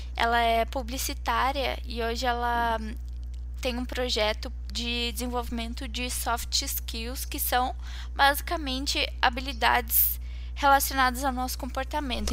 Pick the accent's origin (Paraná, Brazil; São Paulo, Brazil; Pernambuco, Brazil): Paraná, Brazil; Curitiba; Eu nasci aqui, então tô aqui há 22 anos